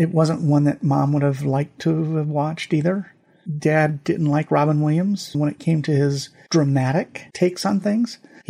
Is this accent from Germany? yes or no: yes; Germany; born there; I took French in high school. I took Latin in high school. I was born in Germany. I remember some German.